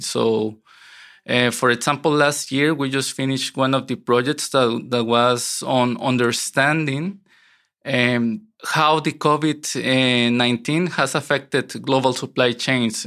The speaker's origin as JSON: {"language": "English", "region": "San José", "country": "Costa Rica", "tie": "born or raised there", "moved": "as an adult", "lives_now": "Netherlands", "said": "I grew up in Costa Rica, and um, I wasn't a city boy. I grew up in a rural area, um, very close to the mountains"}